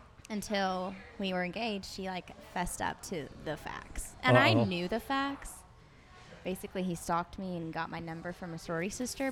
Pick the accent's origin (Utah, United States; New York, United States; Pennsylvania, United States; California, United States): California, United States; Carlsbad; moved away as an adult; also born or lived in Nebraska; now in Texas, United States; I was raised in Carlsbad, California.